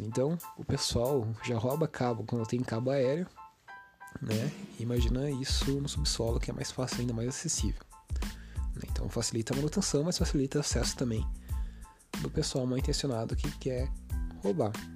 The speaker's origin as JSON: {"language": "Portuguese", "country": "Brazil", "said": "a gente como brasileiro"}